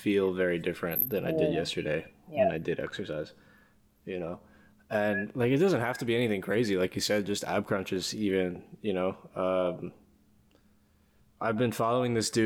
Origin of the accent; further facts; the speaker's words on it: New York, United States; moved away; back home in New York